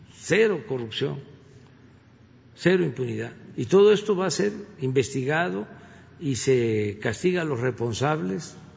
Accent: Tabasco, Mexico; soy tabasqueño y soy veracruzano, porque mi papá era de Veracruz

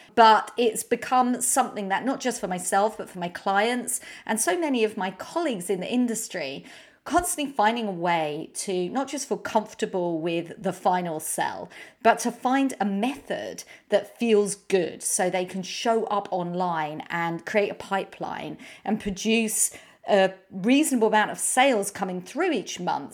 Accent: United Kingdom; accent: British; my British accent

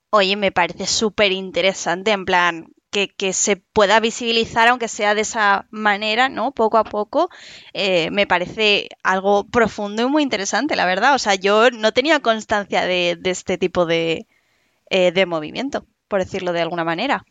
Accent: Madrid, Community of Madrid, Spain; yo soy de Madrid, pero bueno, en España

